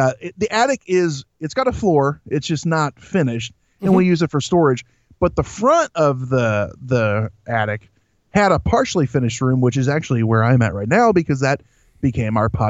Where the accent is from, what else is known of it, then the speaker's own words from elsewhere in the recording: Central Illinois, United States; I am from Central Illinois